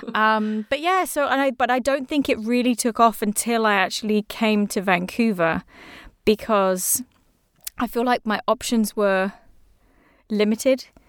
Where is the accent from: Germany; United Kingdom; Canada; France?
United Kingdom; England; I'm English